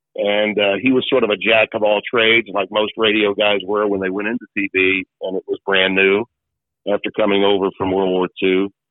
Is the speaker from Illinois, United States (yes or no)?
no; Shreveport, Louisiana, United States; my hometown